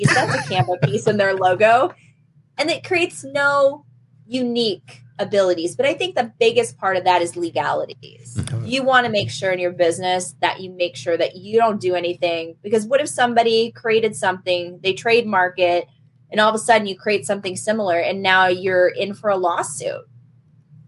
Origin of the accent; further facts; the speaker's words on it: Michigan, United States; I come from Michigan